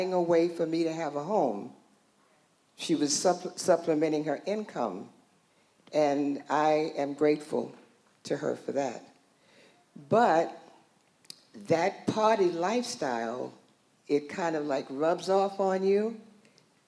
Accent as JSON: {"language": "English", "region": "New York", "country": "United States", "tie": "born or raised there", "said": "I was born in New York, in Harlem, and during that time, Harlem was really, just parties everywhere."}